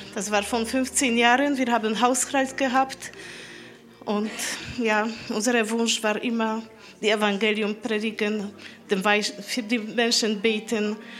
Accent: Poland; German is a second language; moved away; Ich komme aus Polen. Ich rede nicht so gut Deutsch.

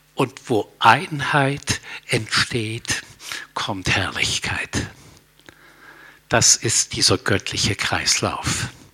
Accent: Germany; als Deutsche

